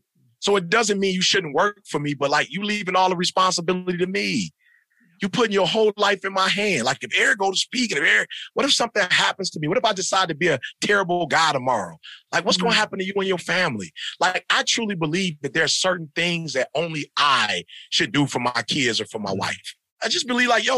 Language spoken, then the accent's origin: English; Midwest, United States; I'm from the Midwest, bro. Like, we working in farms. We work at Ford, GM, and Chrysler.